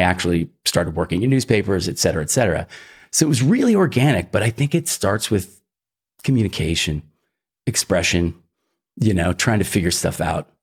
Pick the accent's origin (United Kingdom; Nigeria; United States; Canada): United States; Philadelphia, Pennsylvania; also born or lived in Iowa; I was raised in the Northeast. Um, my folks divorced when I was about ten and we moved to, uh, suburban Philly